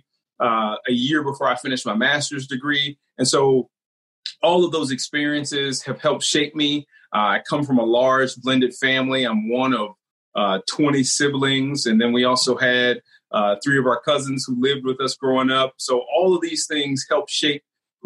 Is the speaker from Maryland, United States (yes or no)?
no; Canton, Ohio, United States; I grew up in Canton, Ohio